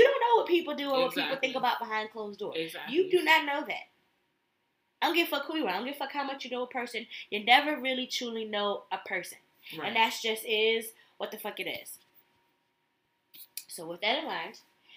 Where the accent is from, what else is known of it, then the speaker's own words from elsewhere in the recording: Connecticut, United States; I'm from Connecticut